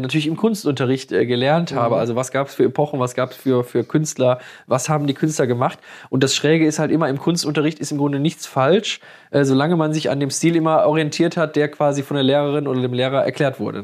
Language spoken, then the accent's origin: German; Moers, North Rhine-Westphalia, Germany; bei uns in Mörs